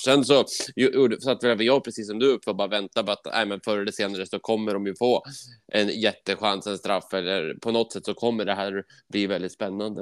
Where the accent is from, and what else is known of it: Sweden